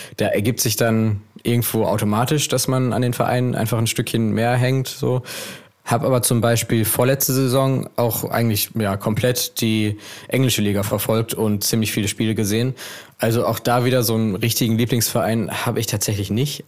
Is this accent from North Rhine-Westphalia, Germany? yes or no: yes; Essen, North Rhine-Westphalia, Germany; Ich komme aus Essen.